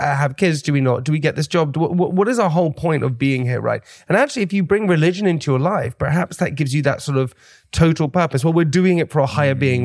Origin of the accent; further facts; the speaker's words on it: London, United Kingdom; also born or lived in Oxford; I grew up kind of in London